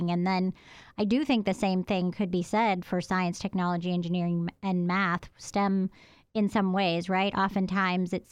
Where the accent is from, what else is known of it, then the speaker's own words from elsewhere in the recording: Providence, Rhode Island, United States; moved away as an adult; now in Athens, United States; I'm from Providence, Rhode Island